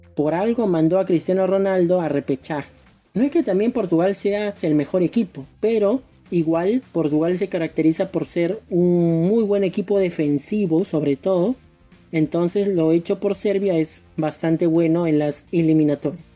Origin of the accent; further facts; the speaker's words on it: Peru; en mi caso como peruano